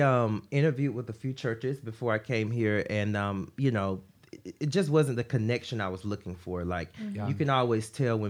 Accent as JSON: {"language": "English", "area": "Watley", "region": "Georgia", "country": "United States", "moved": "yes", "said": "I am from Watley, Georgia, which is outside of Augusta, Georgia. So very, very small town."}